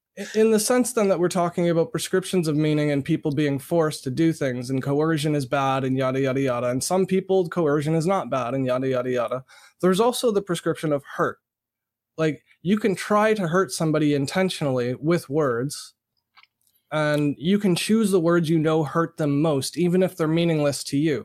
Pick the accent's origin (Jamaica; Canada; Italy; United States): Canada; being born and raised in Canada